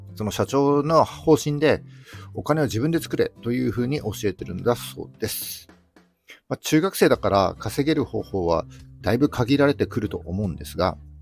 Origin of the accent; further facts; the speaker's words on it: mountains of Yamagata, Japan; moved away as an adult; 僕はあの山形の山奥の出身です。で、冬はですね、積雪が2メートルを超えるぐらいめちゃくちゃ寒いところで、えー、高校卒業するまで過ごしていました